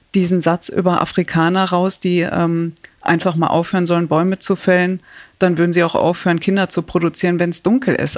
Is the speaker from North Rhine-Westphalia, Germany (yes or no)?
yes; Datteln, North Rhine-Westphalia, Germany; Ich komme aus Datteln